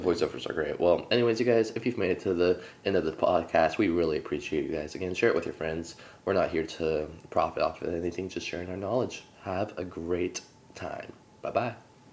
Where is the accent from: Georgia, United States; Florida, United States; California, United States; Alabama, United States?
California, United States; Sacramento; I'm actually from Sacramento